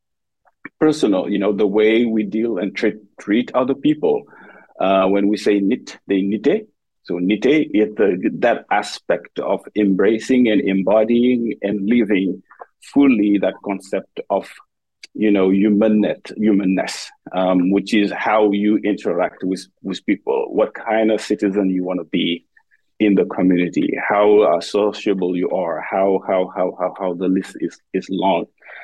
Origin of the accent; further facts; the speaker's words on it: Senegal; moved away as an adult; now in United States; I am an assistant professor in the Department of Dance. I am originally from Senegal, West Africa. And I made my way to the US 10 years ago.